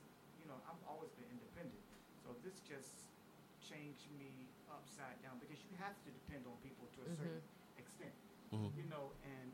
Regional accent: Chesapeake, Virginia, United States; I'm from Chesapeake, Virginia

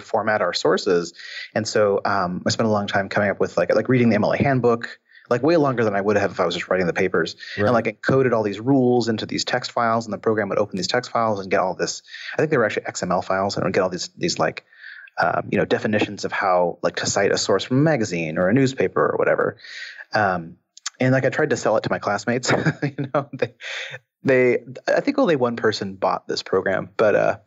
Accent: Seattle, Washington, United States; I grew up in Seattle, so it was all Microsoft

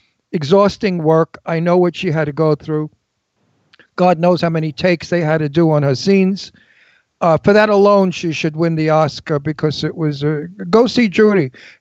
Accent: New York City, New York, United States; I'm from Brooklyn.

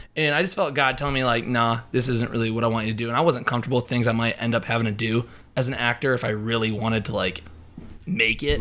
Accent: Emmetsburg, Iowa, United States; I am from Emmitsburg, Iowa, which is up, like, in rural northwest Iowa

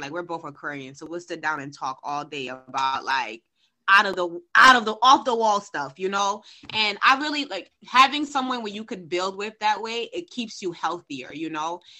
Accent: Haiti; I'm from Haiti

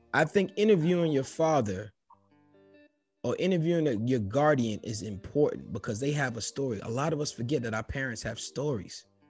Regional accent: New York City, New York, United States; Me growing up in New York City, being in the Bronx

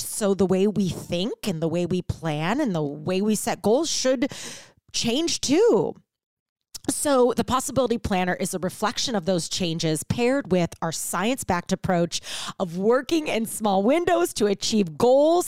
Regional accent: St. Louis, Missouri, United States; moved away as an adult; also born or lived in Chicago; now in Ohio, United States; I'm a Midwest girl, born and raised in Saint Louis

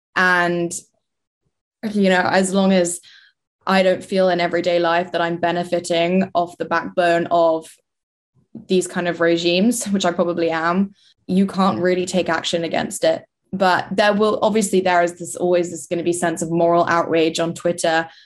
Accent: London, United Kingdom; moved away as an adult; now in Bristol, United Kingdom; I was born and raised in London, so I'm a city gal

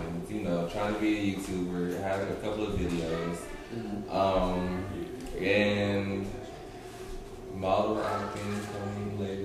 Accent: Atlanta, Georgia, United States; also born or lived in Florida; Born in Florida, raised in Atlanta, just graduated high school of 2019.

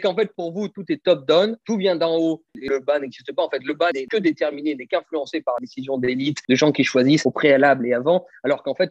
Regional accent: France; en tant que Français identitaire

